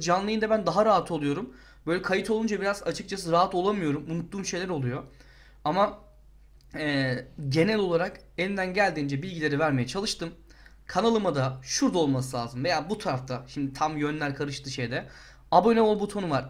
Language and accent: Turkish; Turkey; moved away; biz Türk olarak